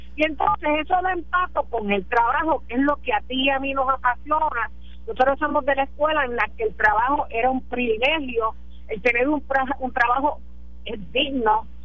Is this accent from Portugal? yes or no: no; Isabela, Puerto Rico; mi pueblo Isabela